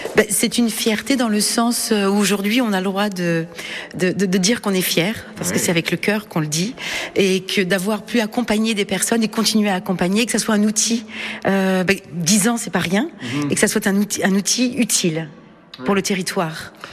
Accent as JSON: {"language": "French", "town": "Le Mans", "region": "Pays de la Loire", "country": "France", "tie": "born or raised there", "said": "je suis née au Mans"}